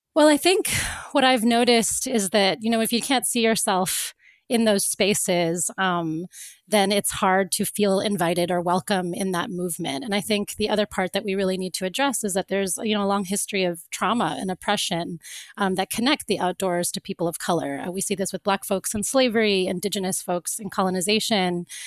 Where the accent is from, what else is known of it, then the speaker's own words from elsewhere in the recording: Florida, United States; I grew up in Florida